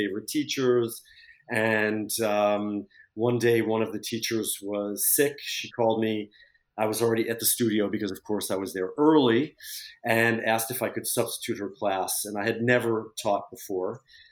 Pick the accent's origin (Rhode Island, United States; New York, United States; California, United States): New York, United States; Syracuse; moved away as an adult; also born or lived in Boston; now in Paris, France; I grew up in Syracuse, New York, and I went to school in Boston